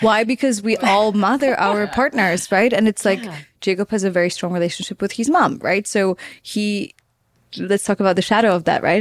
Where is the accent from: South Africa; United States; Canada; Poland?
Poland; growing up in Poland